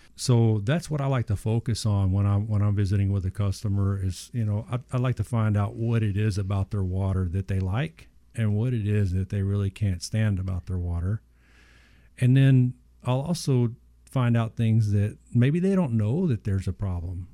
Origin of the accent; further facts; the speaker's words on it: Southeast Texas, United States; when I was younger, growing up in Southeast Texas, we had well water